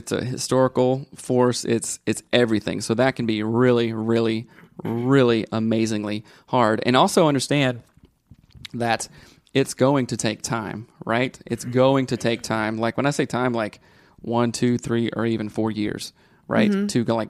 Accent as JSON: {"language": "English", "region": "Midwest", "country": "United States", "said": "I'm from the Midwest and my husband is from India."}